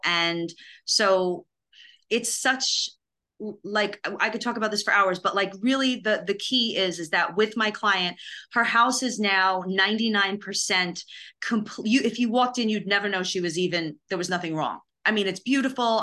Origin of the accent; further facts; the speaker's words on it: New York, United States; also born or lived in Los Angeles; now in Nashville, United States; I'm from New York